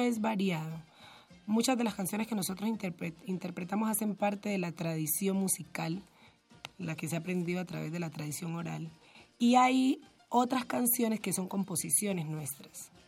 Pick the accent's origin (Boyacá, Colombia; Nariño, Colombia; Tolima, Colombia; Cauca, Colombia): Cauca, Colombia; Timbiquí; now in Cali, Colombia; yo nací y me crié en Timbiquí